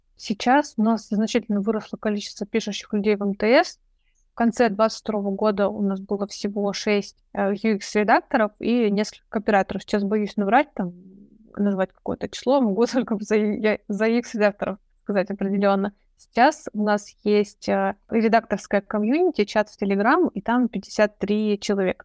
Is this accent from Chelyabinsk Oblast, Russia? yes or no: yes; Chelyabinsk, Chelyabinsk Oblast, Russia; moved away as an adult; now in Moscow, Russia; я сама из Челябинска